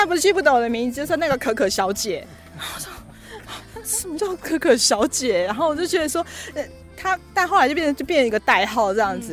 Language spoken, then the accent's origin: Chinese; Taichung and Taipei, northern Taiwan, Taiwan; moved away as an adult; now in Pingtung, Taiwan; 我在屏东出生，可是我在，呃，北部长大。嗯。对，在台中，还有在台北长大。对，然后后来因为爸爸的关系，就回来了屏东这样子，嗯。在我三十五岁那一年